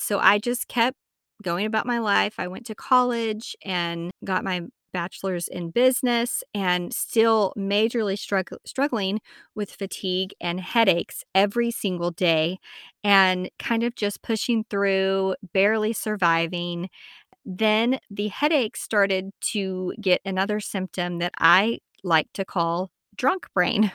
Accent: Amarillo, Texas, United States; moved away as an adult; also born or lived in South Carolina; I'm originally from Amarillo, Texas

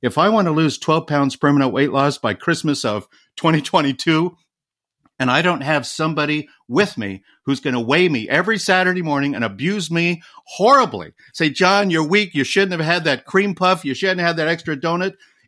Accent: Colorado, United States; Growing up in Colorado, we had a lot of snow.

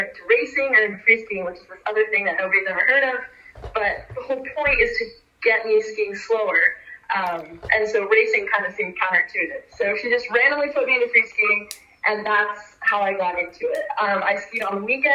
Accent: San Francisco, California, United States; I was born and raised in San Francisco, so that's a 4-hour drive to Tahoe.

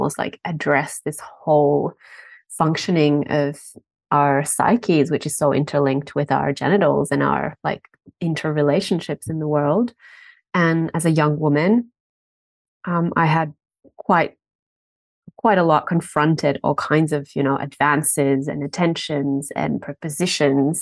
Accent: Finland; also born or lived in Berlin; now in Australia; I'm from Finland

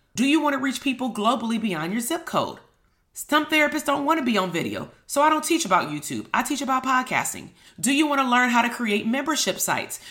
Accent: Compton, California, United States; I'm from Compton

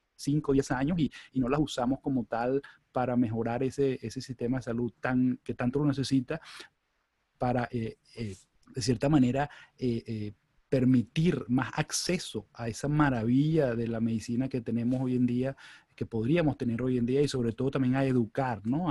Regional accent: Venezuela; moved away as an adult; also born or lived in Chicago / Michigan; now in United States; yo soy venezolano, yo, yo nací, me crié en Venezuela

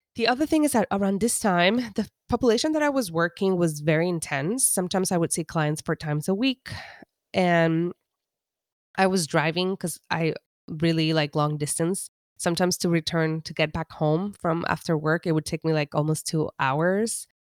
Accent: Humacao, Puerto Rico; English is a second language; moved away as an adult; now in Los Angeles, United States; growing up in Humacao

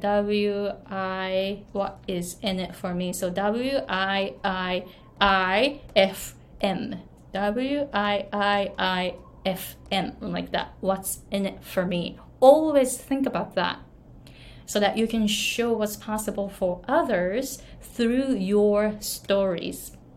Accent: Japan; accent: Japanese; English is a second language; moved away as an adult; now in Hawaii, United States; I came to the US when I was 23 from Japan and I didn't speak English at all

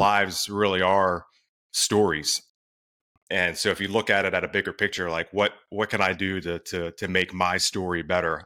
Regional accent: Delaware, United States; now in Maryland, United States; I'm in Maryland. I grew up in Delaware, actually.

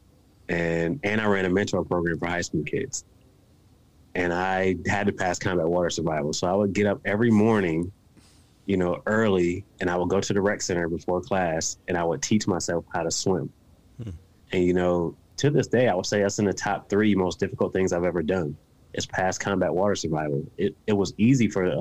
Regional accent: Buffalo, New York, United States; now in West Virginia, United States; I'm from Buffalo, New York. I currently live in West Virginia. You know, I'm from a rough area and on the east side of Buffalo, New York.

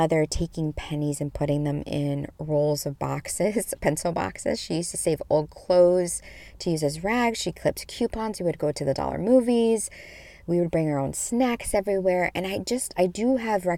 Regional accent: Midwest, United States; I grew up in the Midwest in the 80s as a young thing

